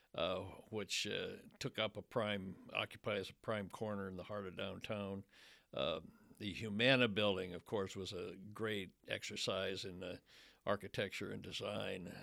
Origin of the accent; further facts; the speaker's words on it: Fort Wayne, Indiana, United States; moved away as an adult; now in Louisville, United States; my hometown paper of Fort Wayne, Indiana